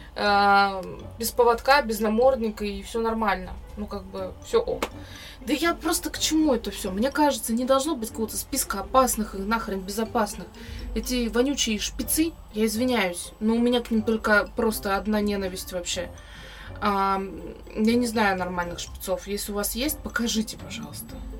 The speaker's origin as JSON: {"language": "Russian", "country": "Russia", "tie": "born or raised there", "said": "я родилась в России"}